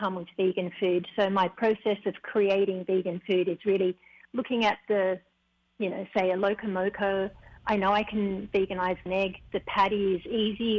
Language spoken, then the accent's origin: English; Australia; now in Hawaii, United States; while I was growing up in Australia